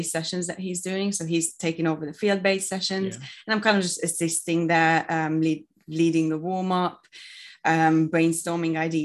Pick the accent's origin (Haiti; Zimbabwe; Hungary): Hungary; moved away as an adult; now in United Kingdom; I'm from Hungary and I moved to the UK to do a bachelor's in food development and innovation